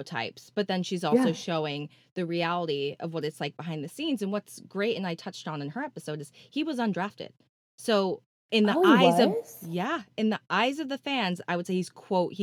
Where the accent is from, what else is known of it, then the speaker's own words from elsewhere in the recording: California, United States; I'm a California girl